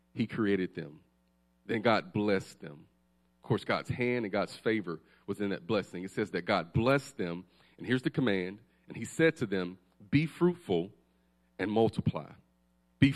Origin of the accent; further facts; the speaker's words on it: Alabama, United States; We are from Alabama